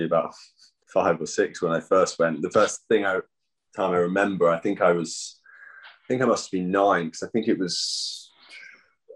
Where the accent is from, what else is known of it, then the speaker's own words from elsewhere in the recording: London, United Kingdom; I grew up in Putney, just down the road from Wimbledon